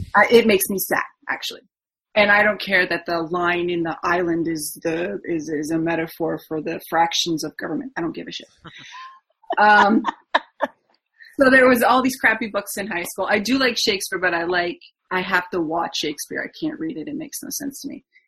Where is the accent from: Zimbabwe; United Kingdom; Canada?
Canada; Ontario; I'm from Ontario, Canada, and I live on Lake Huron on the Canadian side in a little itty bitty small town